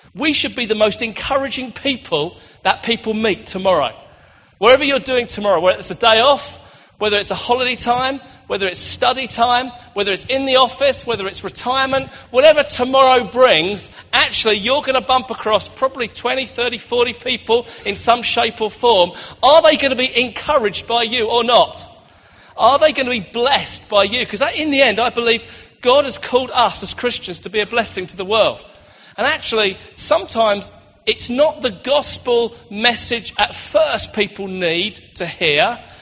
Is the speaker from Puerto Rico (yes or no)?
no; United Kingdom; we're British